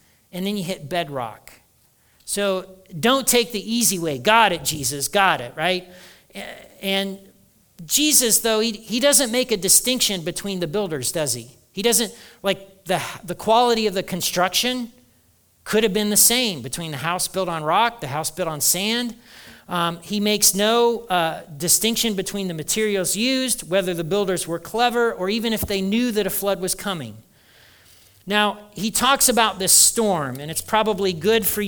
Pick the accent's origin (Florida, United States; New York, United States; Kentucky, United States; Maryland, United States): Kentucky, United States; We're all from Kentucky